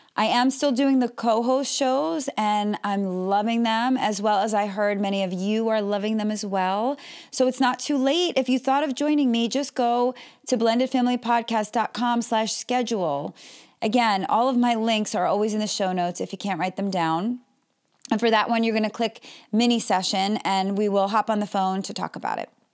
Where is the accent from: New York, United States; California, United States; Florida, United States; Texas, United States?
Florida, United States; Melbourne; I'm from Melbourne, Florida